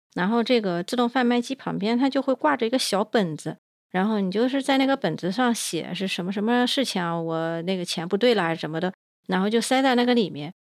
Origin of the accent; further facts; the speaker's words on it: China; 我们中国人